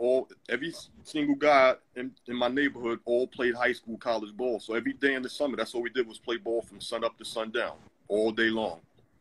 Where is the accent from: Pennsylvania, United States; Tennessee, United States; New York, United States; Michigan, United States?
New York, United States; New York City; I grew up in Brownsville, Howard Houses.